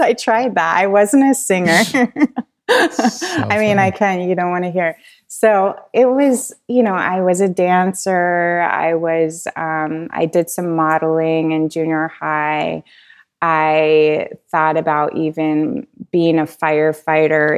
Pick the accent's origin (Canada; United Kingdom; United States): United States; central Vermont; also born or lived in Colorado; now in Asheville, United States; I was born in the Green Mountains of Vermont